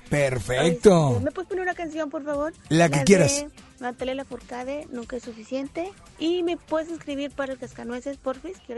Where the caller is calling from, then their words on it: Salinas Victoria, Nuevo León, Mexico; … de Salinas Victoria.